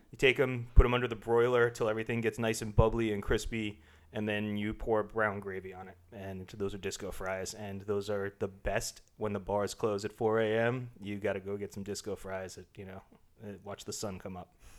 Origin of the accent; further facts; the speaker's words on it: Long Island, New York, United States; I grew up on Long Island